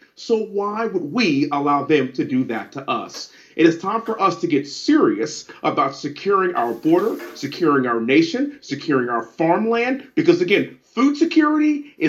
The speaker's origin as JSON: {"language": "English", "town": "Houston", "region": "Texas", "country": "United States", "tie": "born or raised there", "said": "in my hometown of Houston, Texas"}